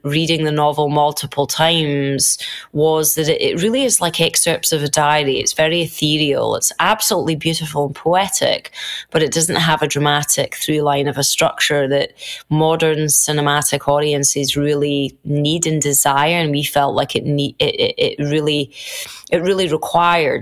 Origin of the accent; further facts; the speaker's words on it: United Kingdom; as British people